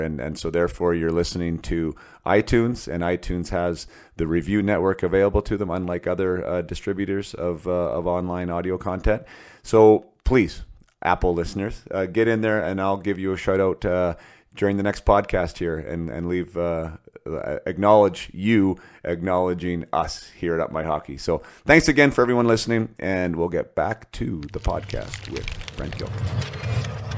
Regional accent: Western Canada, Canada; Me being a Canadian boy up here in Western Canada

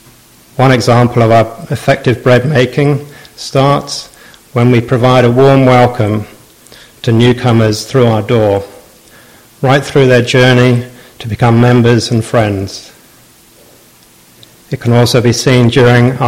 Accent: Southampton, South East England, United Kingdom; I've been a lifelong die-hard fan of my hometown club, Southampton.

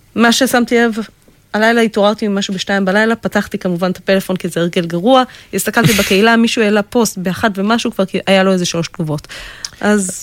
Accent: Israel

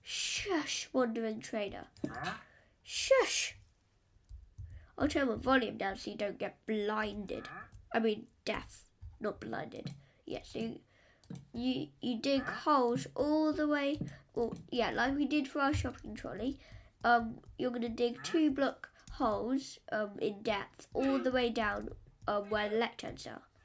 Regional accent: England, United Kingdom; I'm English.

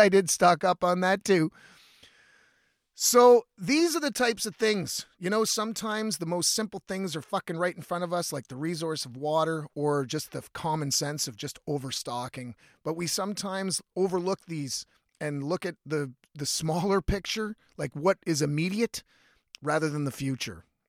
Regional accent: Ontario, Canada; I'm from Ontario

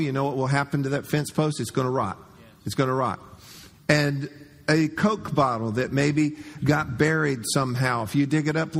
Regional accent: Florida, United States; growing up in Florida

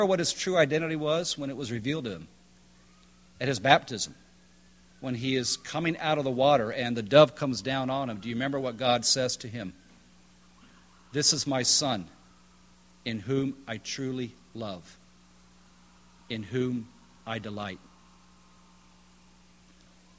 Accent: High Point, North Carolina, United States; I'm from High Point, North Carolina.

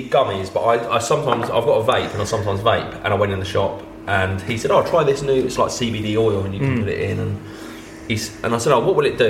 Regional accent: South East England, United Kingdom; Kent, yeah.

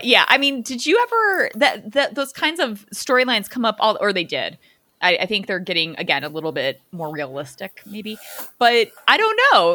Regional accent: Chicago suburbs, Illinois, United States; I grew up in the Chica, Chicago suburbs

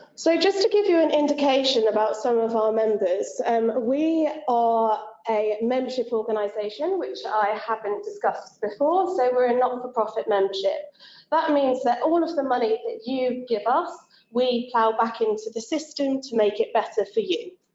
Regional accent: England, United Kingdom; I am English

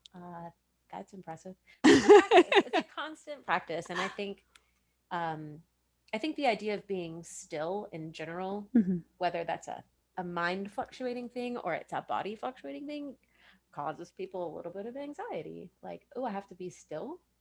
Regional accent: Richardson, Texas, United States; I grew up in Richardson

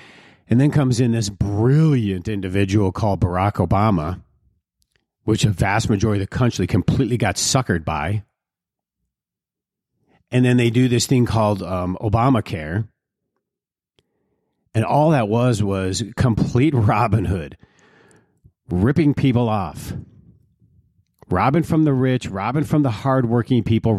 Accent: Detroit, Michigan, United States; They're like areas I grew up in Detroit, where people would, they worked hard.

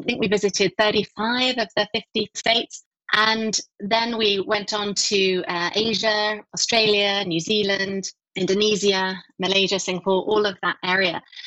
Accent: Essex, East of England, United Kingdom; also born or lived in London; I grew up just outside London, probably half an hour east of London in a county called Essex

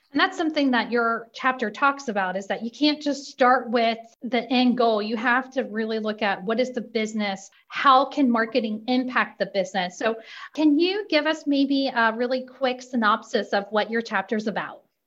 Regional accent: Indiana, United States; I'm from Indiana

